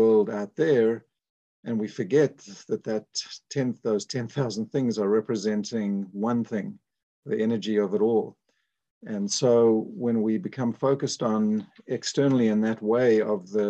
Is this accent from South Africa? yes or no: yes; South Africa; moved away as an adult; I was born in South Africa